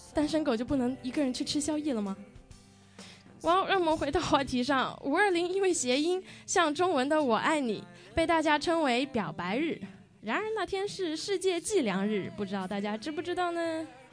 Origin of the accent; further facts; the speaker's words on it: Foshan, Guangdong, China; moved away; 其实有一半的童年都是在广东佛山度过的